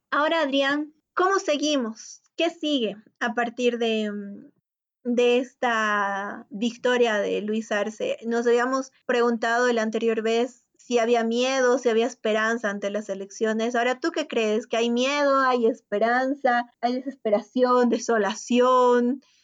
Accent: Bolivia; como bolivianos que somos

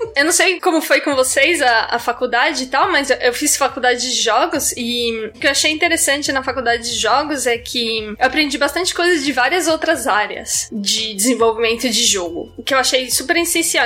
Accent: São Paulo, Brazil; moved away; Eu sou de São Paulo originalmente

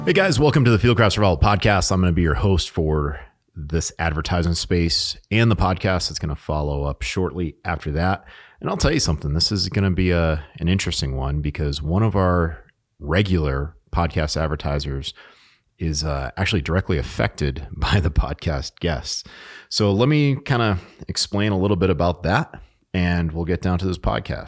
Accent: New England, United States; I'm from New England

